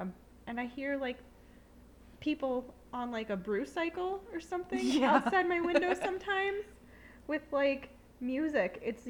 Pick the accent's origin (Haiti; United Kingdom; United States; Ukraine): United States; Long Island, New York; I'm from Long Island, but, like, I don't sound it.